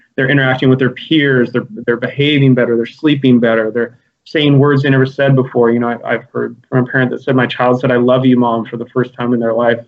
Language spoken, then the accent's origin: English; Santa Cruz, California, United States; I was born and raised in Santa Cruz